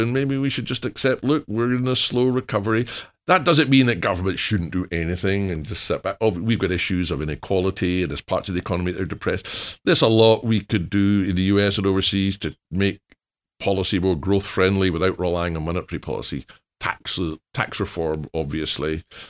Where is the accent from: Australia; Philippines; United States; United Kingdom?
United Kingdom; Scotland; moved away; being Scottish